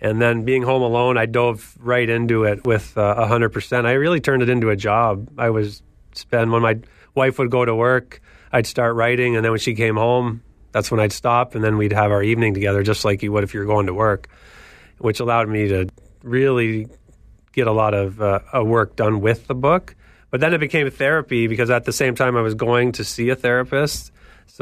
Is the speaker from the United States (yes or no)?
no; Kitchener, Ontario, Canada; growing up in Canada playing hockey at Victoria Park down the street and Trillium Public School over where I grew up in Laurentian Hills